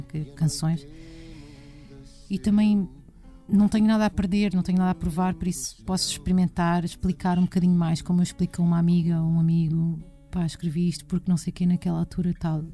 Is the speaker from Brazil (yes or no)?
no; Portugal; nos falta a nós como portugueses e sobretudo como portuguesas